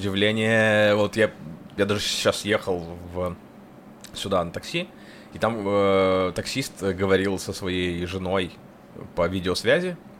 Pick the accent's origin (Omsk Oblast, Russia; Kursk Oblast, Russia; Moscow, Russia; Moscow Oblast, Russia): Kursk Oblast, Russia; moved away; мои корни вот в Курской области